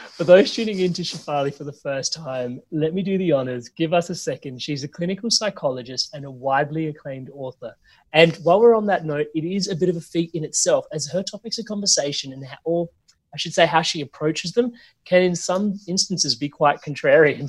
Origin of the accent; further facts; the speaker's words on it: Australia; where I grew up here in Australia